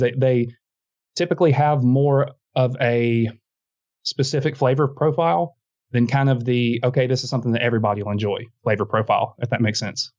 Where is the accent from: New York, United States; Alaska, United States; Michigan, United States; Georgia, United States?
Georgia, United States; South; now in Montgomery, Alabama, United States; I'm from South Georgia.